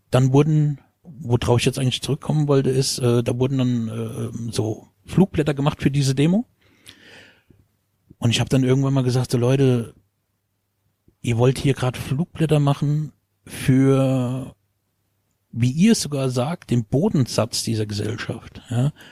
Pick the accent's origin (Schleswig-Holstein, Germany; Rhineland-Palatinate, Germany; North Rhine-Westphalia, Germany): Rhineland-Palatinate, Germany; moved away; dann irgendwann bin ich aus dem Westerwald weggegangen und ich bin dann in Gießen gelandet.